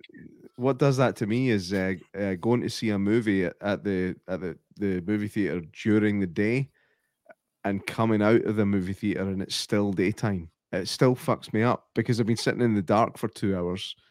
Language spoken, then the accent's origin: English; Scotland, United Kingdom; I'm I'm fucking Scottish, man. I'm not British. I'm Scottish